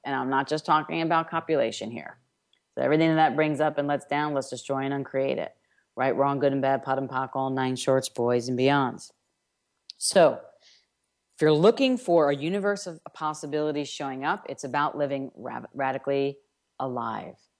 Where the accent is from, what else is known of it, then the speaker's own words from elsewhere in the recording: New York, United States; I'm from New York